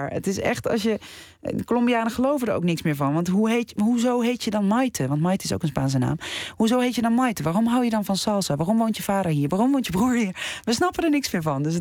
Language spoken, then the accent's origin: Dutch; Netherlands; dat je als Nederlandse ja, genomineerd wordt.